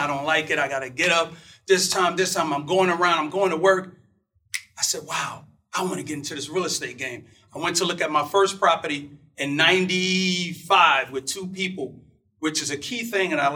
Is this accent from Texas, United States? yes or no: no; New York City, New York, United States; I'm from Brooklyn, New York. And I was a kid, and my dad would always go out to get these construction jobs